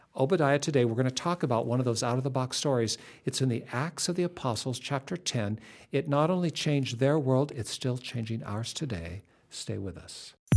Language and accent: English; West Coast, United States; We grew up on the West Coast